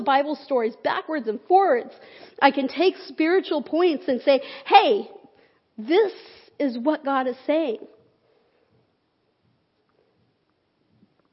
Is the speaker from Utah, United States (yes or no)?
yes; Salt Lake City, Utah, United States; moved away; I grew up in Salt Lake City.